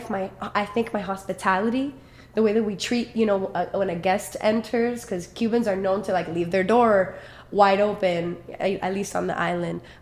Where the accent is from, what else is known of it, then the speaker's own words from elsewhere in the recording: Miami, Florida, United States; first language Spanish; English is a second language; mostly English because I think we were both born here and we went to school here, but I learned Spanish first at home.